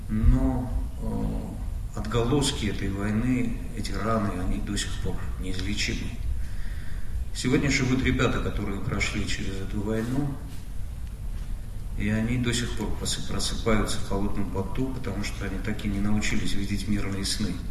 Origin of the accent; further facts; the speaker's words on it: Armenia; мы, армяне.